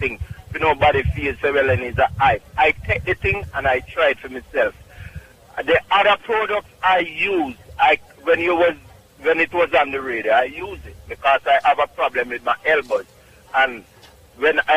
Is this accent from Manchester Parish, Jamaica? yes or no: no; Clark's Town, Trelawny, Jamaica; also born or lived in Bronx, New York; now in New York, United States; Clarkstown, Jamaica, Trelawney